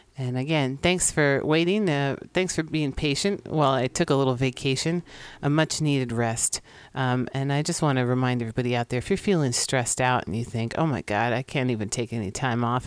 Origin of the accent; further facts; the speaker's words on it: San Francisco, California, United States; my hometown of San Francisco for many generations now